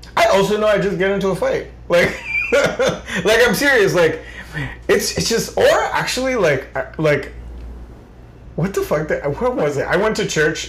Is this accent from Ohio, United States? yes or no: no; Rockland, New York, United States; I knew mm-hmm. a lot of Central Americans growing up because of where I grew up in Rockland